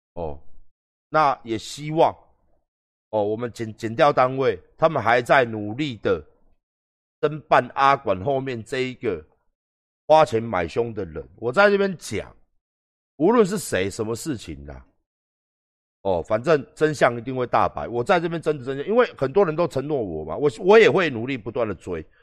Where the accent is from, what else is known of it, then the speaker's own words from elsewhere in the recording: Taiwan; 我们台湾人